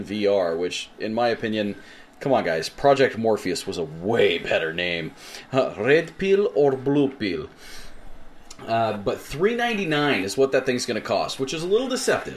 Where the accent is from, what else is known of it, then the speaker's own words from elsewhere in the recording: United States; accent: American; We sound American